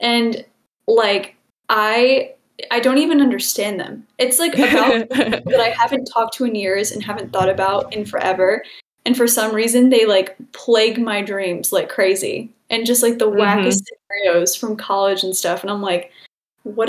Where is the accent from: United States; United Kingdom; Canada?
United States; Michigan; moved away as an adult; also born or lived in Illinois; I'm originally from Michigan